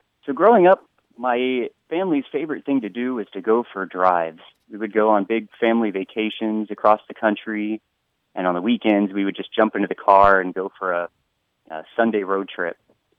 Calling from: Honolulu, Hawaii, United States; I'm calling from Honolulu, Hawaii.

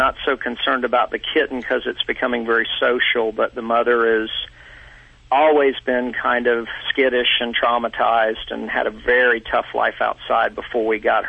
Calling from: Atlanta, Georgia, United States; From Atlanta, Georgia.

